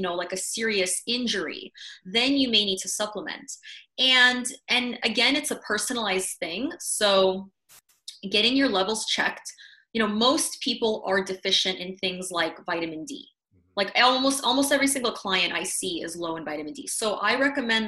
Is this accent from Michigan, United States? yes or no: no; Madison, Wisconsin, United States; I grew up in Wisconsin too